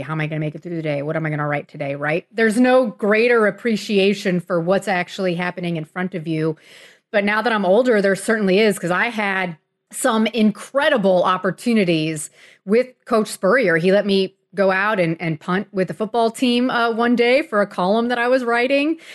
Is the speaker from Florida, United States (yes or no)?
yes; Miami, Florida, United States; I grew up in Miami in the nineteen eighties